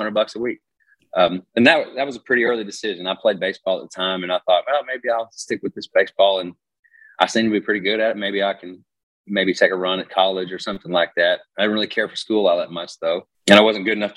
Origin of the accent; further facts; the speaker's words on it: Rogers, Arkansas, United States; moved away; I'm from Rogers, Arkansas.